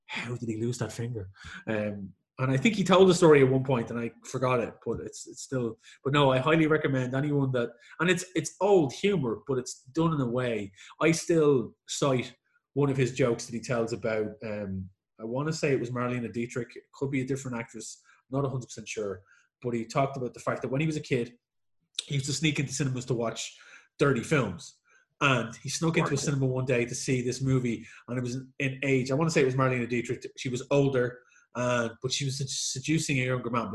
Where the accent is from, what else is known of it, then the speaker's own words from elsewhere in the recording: Ireland; being an Irish man who grew up in the 80s